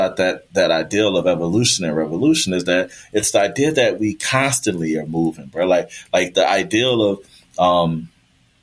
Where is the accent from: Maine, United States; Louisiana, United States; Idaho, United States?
Louisiana, United States; New Orleans; also born or lived in Florida; New Orleans is my hometown.